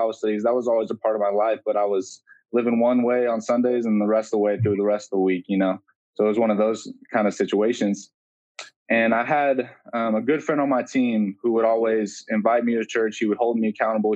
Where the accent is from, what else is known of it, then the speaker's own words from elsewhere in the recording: Folsom, California, United States; I'm from Folsom, California, which is, you know, about 30 minutes outside Sacramento, and grew up there